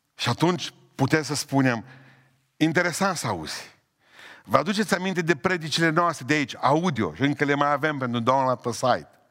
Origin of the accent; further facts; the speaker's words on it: Romania; sunt român, înainte de a fi cetățean al planetei, sunt cetățean român